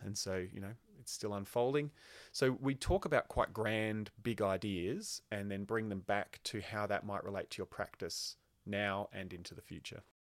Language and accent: English; Queensland, Australia; I grew up in Queensland